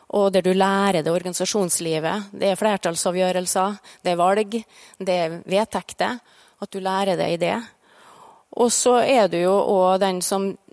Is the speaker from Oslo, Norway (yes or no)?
no; Farstad, Møre og Romsdal, Norway; ute på Farstad, der jeg er fra.